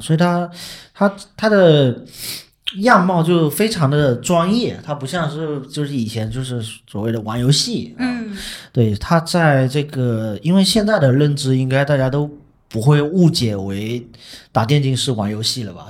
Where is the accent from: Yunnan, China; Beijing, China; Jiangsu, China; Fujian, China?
Fujian, China; 我们福建目前有五所学校在办，然后第一个就是我们，我们的母校三明一学科技职业学院